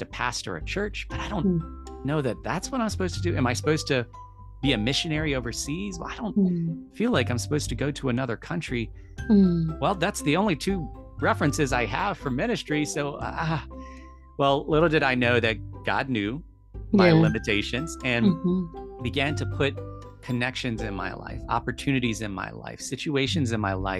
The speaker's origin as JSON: {"language": "English", "country": "United States", "tie": "born or raised there", "said": "I'm an American because of where I was born and where my citizenship is"}